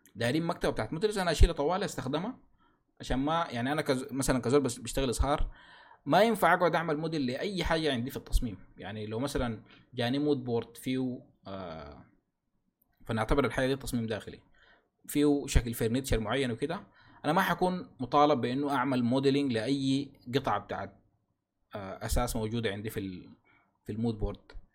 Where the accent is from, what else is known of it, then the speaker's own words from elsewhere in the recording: Sudan; عندنا في السودان